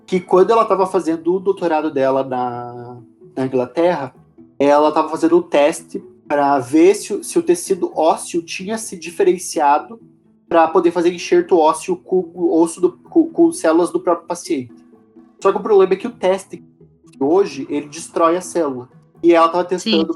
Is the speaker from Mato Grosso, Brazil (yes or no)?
no; Paraná, Brazil; eu sou do Paraná